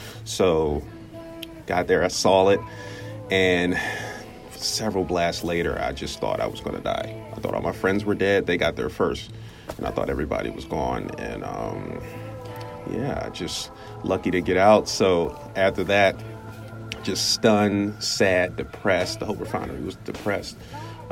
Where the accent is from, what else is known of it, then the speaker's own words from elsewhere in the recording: Chester, Pennsylvania, United States; also born or lived in Mississippi; Born in Mississippi. I grew up in Chester, Pennsylvania